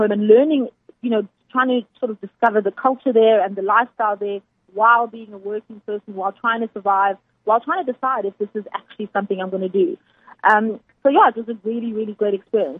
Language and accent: English; George, Western Cape, South Africa; also born or lived in Amanzimtoti, Durban / Johannesburg; now in Cape Town, South Africa; I was born in Durban, in Amanzimtoti, but then I moved with my family to George when I was about 6 years old. So I grew up in George